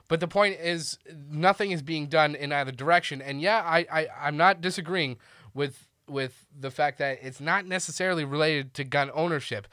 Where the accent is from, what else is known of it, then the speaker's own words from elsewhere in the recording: Canada; now in Austin, United States; as a Canadian